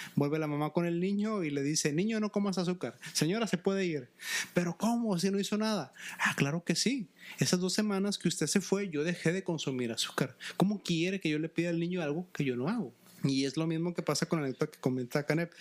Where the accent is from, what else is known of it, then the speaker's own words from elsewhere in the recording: Mexico; en México en la primaria se nos obliga a leer muchos libros